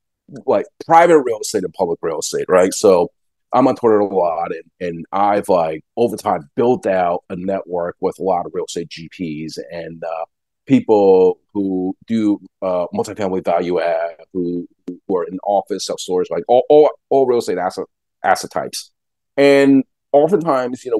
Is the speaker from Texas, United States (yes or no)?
no; Long Island, New York, United States; I grew up on Long Island